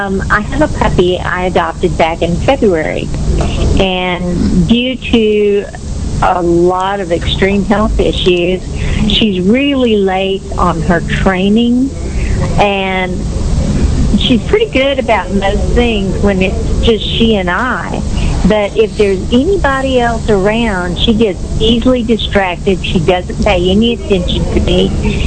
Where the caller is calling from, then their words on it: Richardson, Texas, United States; I'm calling from Richardson, Texas.